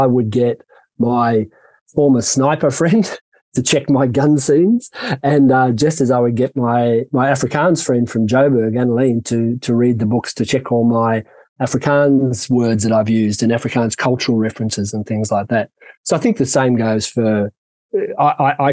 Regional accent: Sydney, New South Wales, Australia; moved away as an adult; now in South Africa; Sydney, which is my hometown

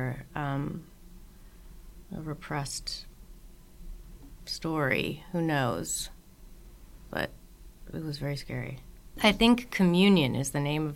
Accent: the Northeast of the U.S., United States; I grew up in the Northeast of the U.S. where all winter there's just tons of snow

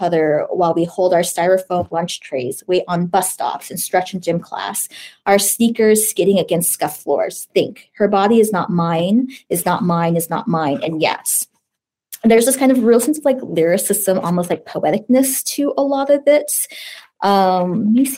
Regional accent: United States; I'm Chinese American, but I self-identify as Asian American

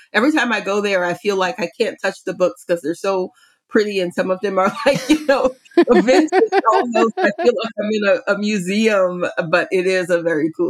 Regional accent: New Orleans area, Louisiana, United States; I am from New Orleans area, I should say. Little town on the bayou near New Orleans.

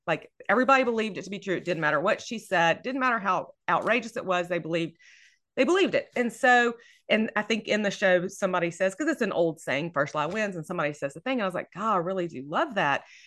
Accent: Louisiana, United States; I am from Louisiana, I'm in Louisiana, and I love setting books here, um, and I'm in North Louisiana

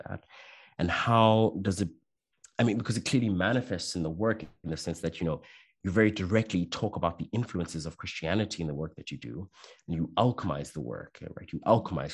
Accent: South Africa; now in Belgium; I'm South African

